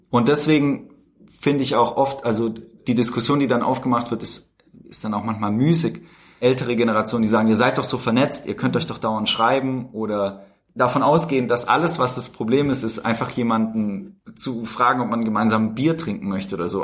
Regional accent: Tübingen area, near Stuttgart, Baden-Württemberg, Germany; moved away as an adult; now in Berlin, Germany; Also ich bin aufgewachsen im Speckgürtel von Tübingen, mhm. in der Nähe von Stuttgart.

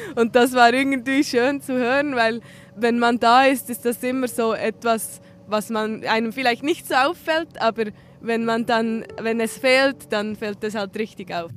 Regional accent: Switzerland; Ich bin am See aufgewachsen in einer anderen Region, zwischen zwei Seen sogar

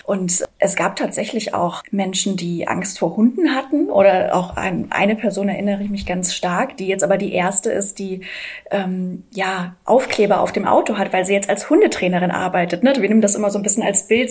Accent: Hamburg, Germany; Ich bin fünfunddreißig. Ich komme aus Hamburg

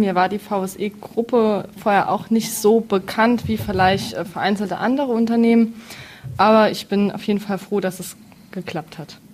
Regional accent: Neunkirchen, Saarland, Germany; ich komme aus Neunkirchen

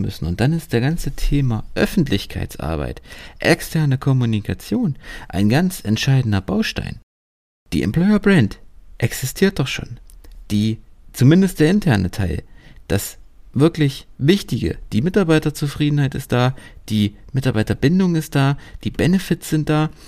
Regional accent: Germany; bei uns in Deutschland

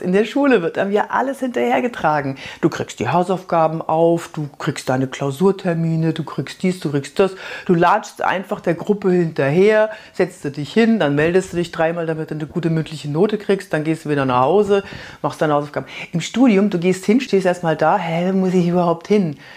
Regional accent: Fürth, Bavaria, Germany; accent: Franconian; ich bin in Fürth aufgewachsen

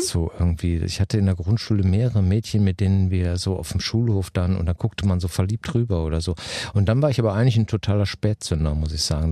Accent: Germany; bei uns in Deutschland

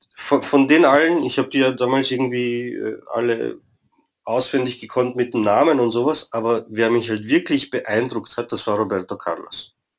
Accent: Vienna, Austria; also born or lived in Romania; bin ursprünglich in Rumänien geboren, bin aber in Wien aufgewachsen

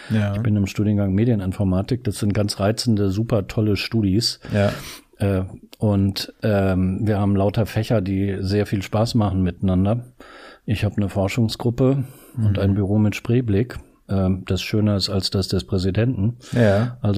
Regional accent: Northern Germany, Germany; ich komme aus Norddeutschland und so, und früher bin ich viel Fahrrad gefahren

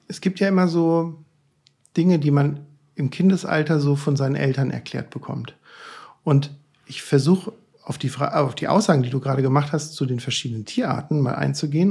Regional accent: northern Odenwald, Hesse, Germany; ich komme ja aus dem Weinanbaugebiet äh, äh, nördlicher Odenwald

